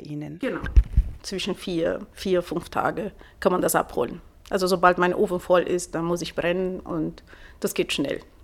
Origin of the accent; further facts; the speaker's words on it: Brazil; German is a second language; also born or lived in Italy (ancestry); now in Munich, Germany; Ich komme aus Brasilien.